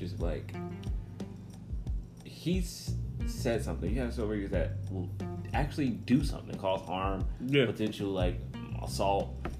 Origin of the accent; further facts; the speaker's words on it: New Jersey, United States; I'm from Jersey.